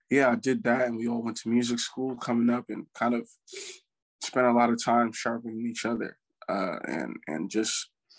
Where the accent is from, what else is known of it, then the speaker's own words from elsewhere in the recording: Plainfield, New Jersey, United States; I grew up in Plainfield, New Jersey